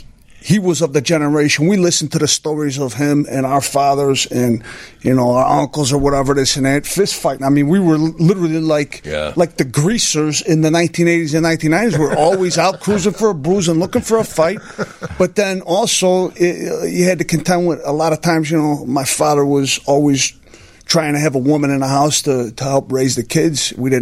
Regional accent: Chicago, Illinois, United States; born or raised there

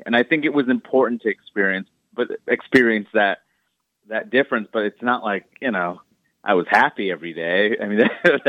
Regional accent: New York City, New York, United States; moved away as an adult; also born or lived in Maine; growing up in Queens, you see the world around you, and you're kind of sheltered in diversity.

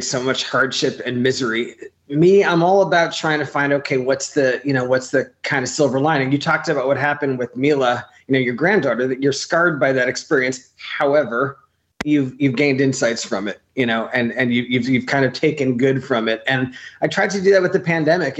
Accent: New York City, New York, United States; moved away as an adult; also born or lived in Bay St. Louis, Mississippi; now in Los Angeles, United States; I grew up in New York

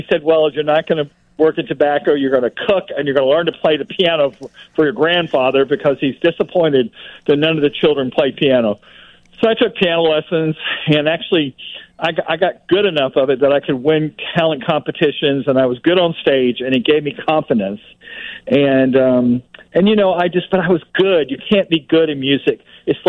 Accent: Florida, United States; now in Chicago, United States; I came from Florida.

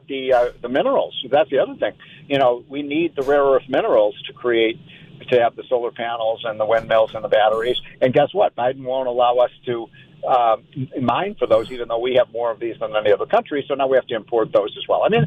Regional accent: Chicago, Illinois, United States; now in Washington, D.C., United States; I grew up in Chicago.

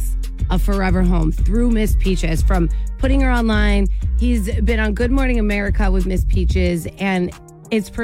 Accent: New Jersey, United States; moved away as an adult; also born or lived in Syracuse, New York; now in Maine, United States; I am from New Jersey

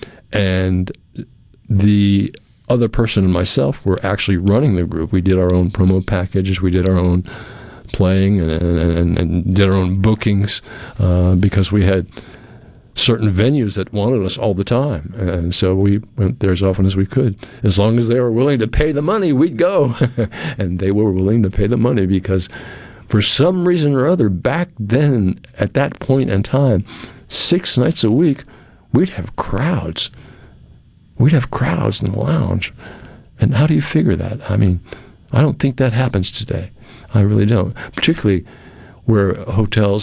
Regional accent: New England, United States; moved away as an adult; now in Pearl, United States; I was a kid from New England

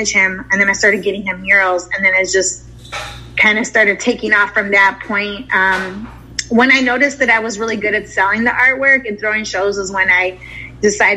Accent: Chicago, Illinois, United States; moved away as an adult; also born or lived in San Diego / Dallas / Texas; I'm from Chicago

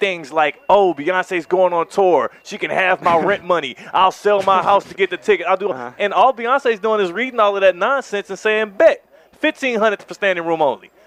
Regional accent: Houston, Texas, United States; I'm from Houston, H Town

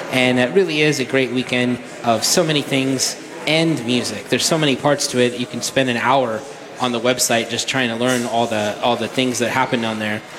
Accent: Limerick, Munster, Ireland; Who are from my hometown

